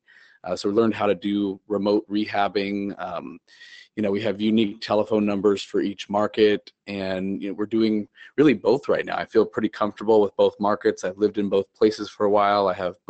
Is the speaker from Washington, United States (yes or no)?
yes; Seattle, Washington, United States; moved away as an adult; also born or lived in Santa Monica, United States / Hermosa Beach, United States; now in Huntington Beach, United States; I'm originally from Seattle, so born and raised there. I'm a Washington Husky